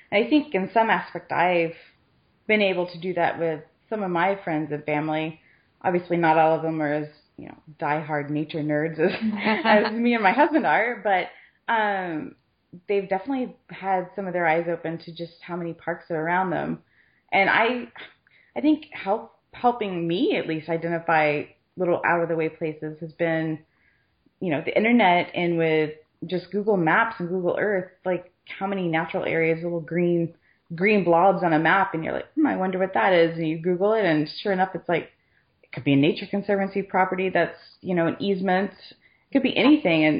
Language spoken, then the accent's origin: English; Fort Worth, Texas, United States; born or raised there